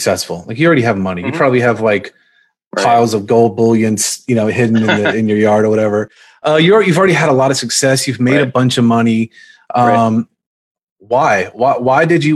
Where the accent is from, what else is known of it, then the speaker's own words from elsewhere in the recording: Virginia, United States; I'm actually from Virginia